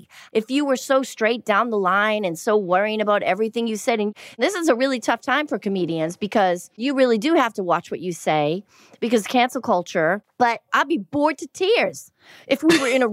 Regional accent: Boston, Massachusetts, United States; I grew up in Boston and you had to be really tough

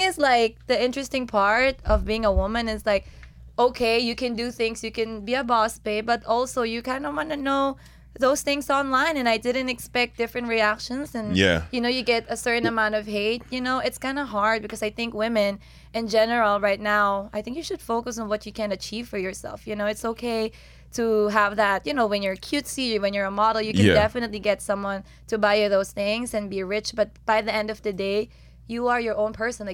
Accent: Philippines; moved away; I'm from Philippines

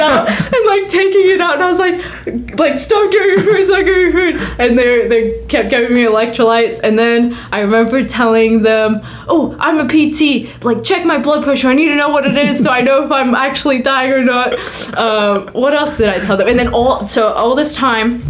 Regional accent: Cyprus; And I'm from Cyprus. It's hot. It's hot here.

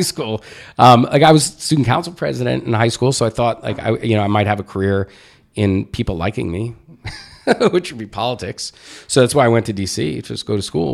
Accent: Jersey Shore, central New Jersey, United States; also born or lived in Brooklyn, New York / Staten Island, New York; I was born in Brooklyn. I lived in Staten Island until I was going into fourth grade. And then, um, I moved to central New Jersey, Jersey Shore

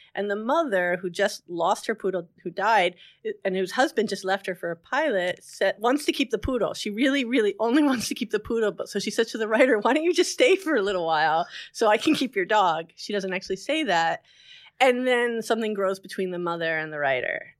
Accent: Englewood, New Jersey, United States; also born or lived in Montclair, New Jersey; I'm from Englewood, New Jersey

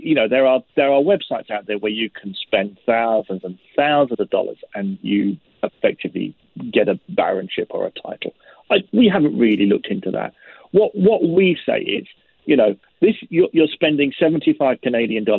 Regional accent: London, United Kingdom; now in Glasgow, United Kingdom; I'm a Londoner. I was born and bred in London

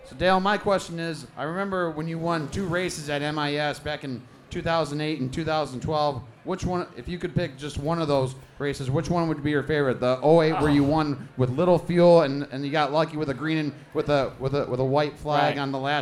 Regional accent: Michigan, United States

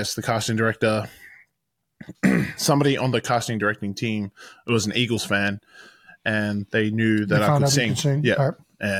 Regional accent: Australia; also born or lived in New Zealand; I'm a Kiwi.

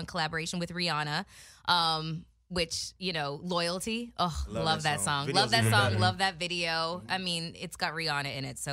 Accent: Toronto, Ontario, Canada; We're both from Toronto.

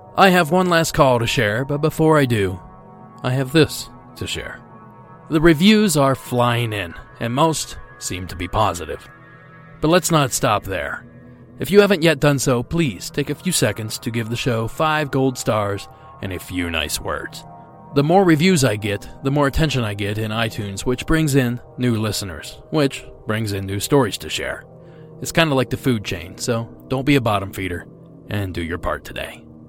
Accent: Ohio, United States; born or raised there

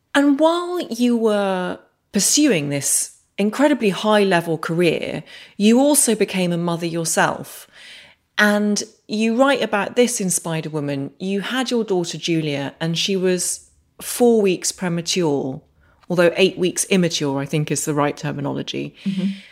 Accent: Northern Ireland, United Kingdom; I grew up in Northern Ireland

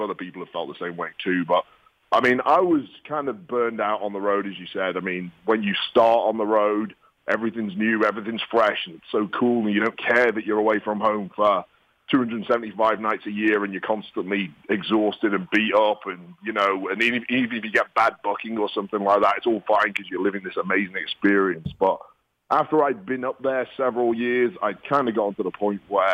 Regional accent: England, United Kingdom; also born or lived in Tampa, Florida; now in New York City, United States; as an Englishman

